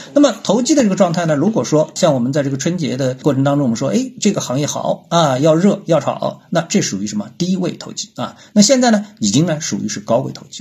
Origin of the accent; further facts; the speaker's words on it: China; 作为中国人